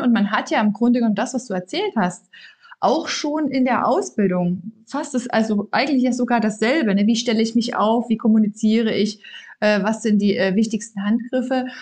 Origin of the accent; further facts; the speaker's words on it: Saxony, Germany; moved away; ich komme ja ursprünglich aus Sachsen